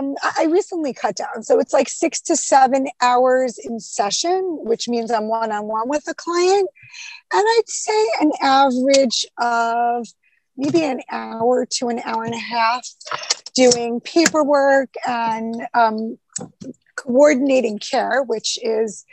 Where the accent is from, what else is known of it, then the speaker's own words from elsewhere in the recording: Rockland County, New York, United States; I grew up in Rockland County